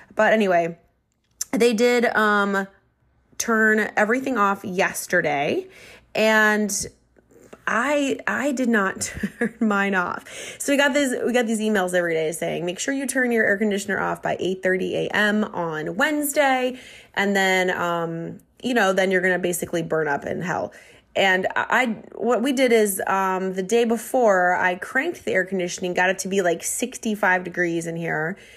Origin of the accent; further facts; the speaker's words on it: Minnesota, United States; accent: Minnesota; moved away; I revert into my Minnesota accent, and it just comes out a lot more.